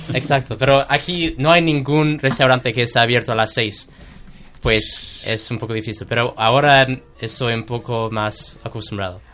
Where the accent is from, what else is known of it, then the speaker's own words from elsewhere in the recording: United States; Spanish is a second language; moved away as an adult; now in Seville, Spain; yo soy algún estudiante americano